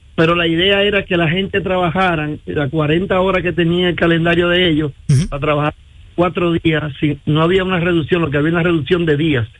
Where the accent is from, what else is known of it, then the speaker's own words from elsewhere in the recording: Dominican Republic; en mi país